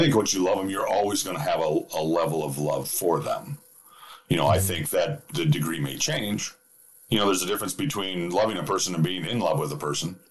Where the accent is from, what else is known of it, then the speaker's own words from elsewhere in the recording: Minnesota, United States; I'm from Minnesota.